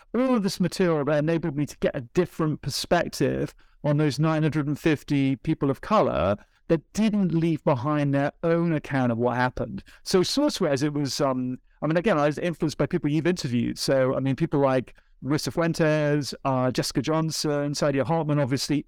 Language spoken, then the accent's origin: English; United Kingdom; moved away as an adult; also born or lived in United States; I'm a Brit. Well, I've lived a long time in the U S.